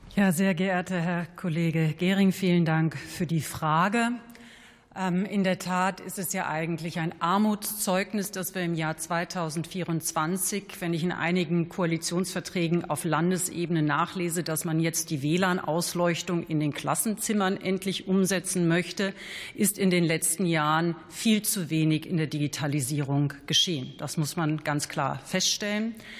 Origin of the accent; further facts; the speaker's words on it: Hesse, Germany; ich bin ja Hessin